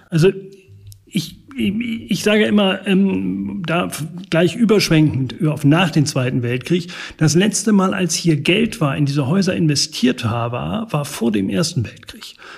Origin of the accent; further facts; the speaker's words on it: Northern Germany, Germany; also born or lived in Regensburg; now in Lübeck, Germany; ich bin Norddeutscher durch und durch